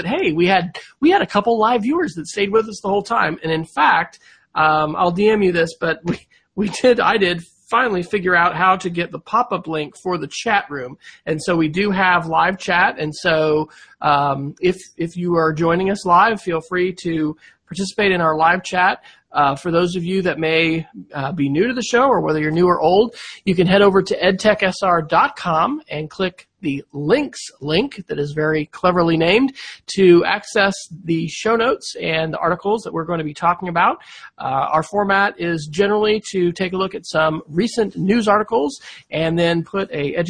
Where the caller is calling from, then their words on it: Oklahoma City, Oklahoma, United States; I am joining from Oklahoma City